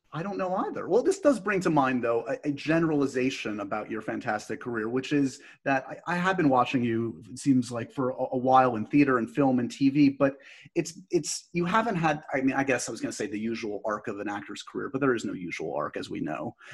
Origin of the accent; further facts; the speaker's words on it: New York City, New York, United States; i grew up in the city